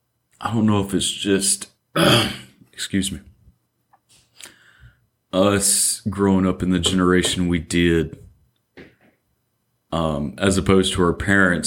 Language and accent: English; Mississippi, United States; And it definitely doesn't happen for us growing up in Central Mississippi.